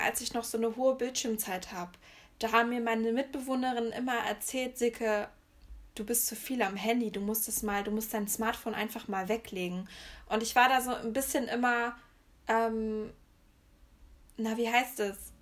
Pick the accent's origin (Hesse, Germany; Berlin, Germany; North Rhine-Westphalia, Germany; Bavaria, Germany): North Rhine-Westphalia, Germany; near Höxter, East Westphalia-Lippe; moved away as an adult; also born or lived in Erfurt; ich komme ja eher so aus der Richtung Höxter